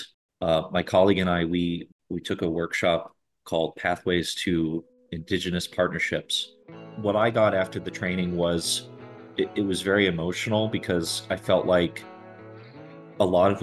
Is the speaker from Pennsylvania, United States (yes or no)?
no; High Peaks, Adirondacks, New York, United States; now in Buffalo, United States; I grew up in the High Peaks